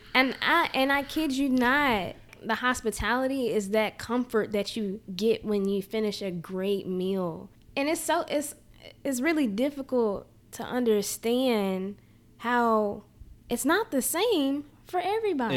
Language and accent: English; Jackson, Mississippi, United States; I born and raised in Jackson